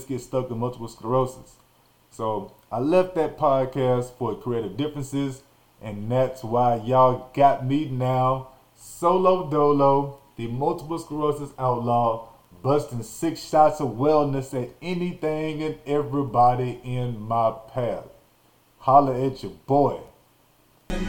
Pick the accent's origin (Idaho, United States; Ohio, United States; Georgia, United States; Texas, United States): Texas, United States; Nacogdoches; also born or lived in Arkansas; I grew up in Nacogdoches, Texas